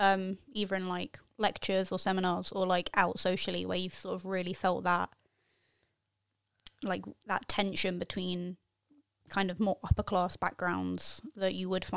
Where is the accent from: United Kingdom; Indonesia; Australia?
United Kingdom; I'm just British. I'm sorry.